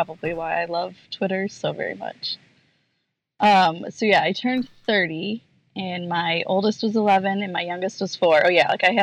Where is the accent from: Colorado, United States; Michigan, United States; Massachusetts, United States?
Michigan, United States; moved away as an adult; now in Charlottesville, United States; I grew up in Michigan, and 5 years ago we moved to Virginia, and about 3 years ago we moved to Charlottesville.